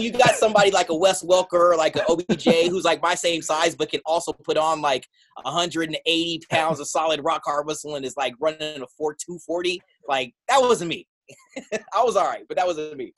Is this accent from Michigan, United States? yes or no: no; San Diego, California, United States; moved away as an adult; now in New York, United States; born and raised in San Diego